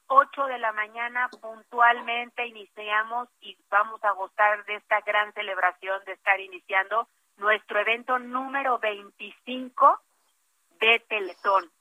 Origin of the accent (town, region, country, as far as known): Mexico